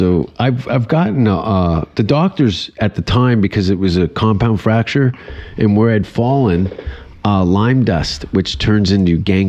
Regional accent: Hamilton, Ontario, Canada; moved away as an adult; now in Austin, United States; I grew up on Kenora Avenue.

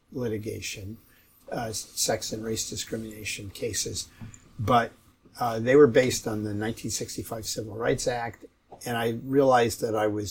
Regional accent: Berkeley, California, United States; now in Seattle, United States; I was born in Seattle, but I actually grew up in Berkeley.

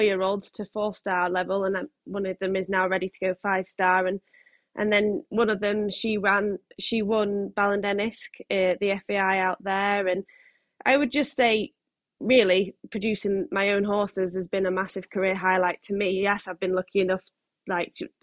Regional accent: Yorkshire and the Humber, United Kingdom; I'm 25 and I'm from West Yorkshire, a little village called Breesfield, which is like between Leeds

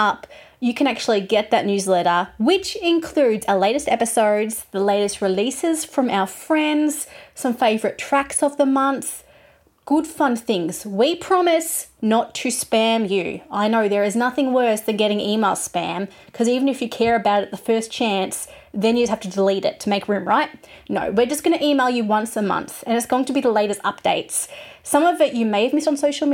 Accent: Geelong, Victoria, Australia; We come from a city called Geelong, which is by the beach. It's an hour from Melbourne. So I normally tell people I'm from Melbourne because they recognize that. But really, I'm from Geelong

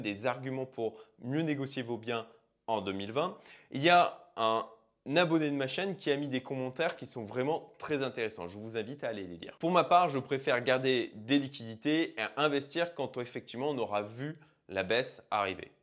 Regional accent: France; chez nous en France

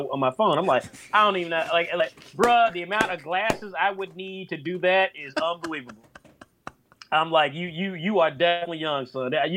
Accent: United States; I'm an American. I think like an American. I'm proud to be an American

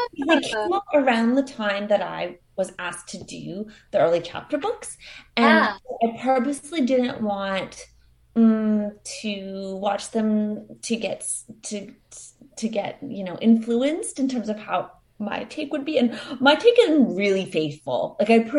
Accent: Queensland, Australia; It's a story that is very much inspired by my growing up on the Sunshine Coast and amidst much wildlife

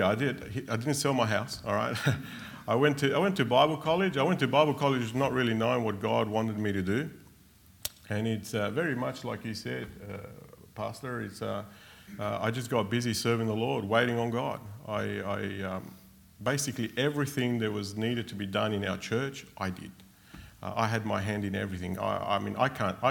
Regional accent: Australia; also born or lived in Argentina; We came to Australia from Argentina when I was six.

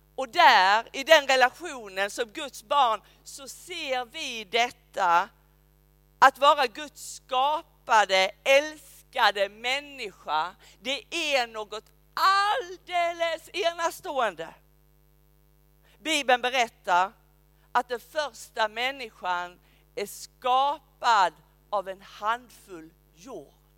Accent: Skåne, Sweden; also born or lived in Uppsala; now in Rydaholm, Sweden; säger jag som en skåning

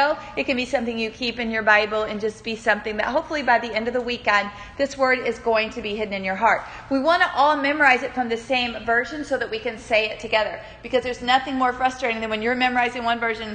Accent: Newport News, Virginia, United States; moved away as an adult; also born or lived in Cincinnati, Ohio; I grew up in Newport News, Virginia, but I left there and I went all the way to Cincinnati, Ohio

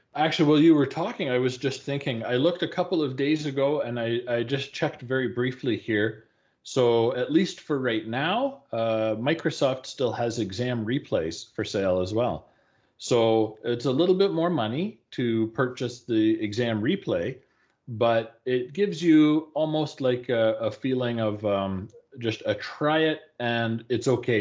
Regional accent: Calgary, Alberta, Canada; my hometown here in calgary

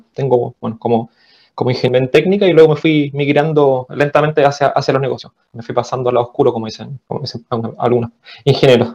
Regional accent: Chile; also born or lived in Viña del Mar / Valparaíso; soy chileno, vivo en Viña.

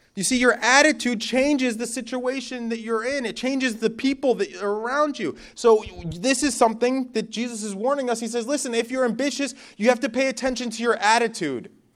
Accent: Northeast, United States; moved away as an adult; I'm from the Northeast, so bonfires is something you do every weekend.

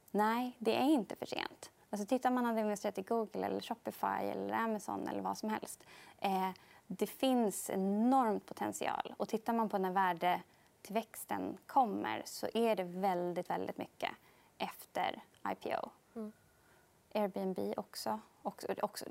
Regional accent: Sweden; som svensk

